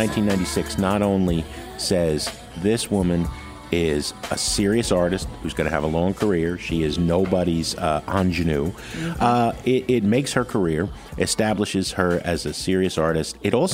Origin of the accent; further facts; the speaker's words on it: New Jersey, United States; You know, we're both from Jersey, right?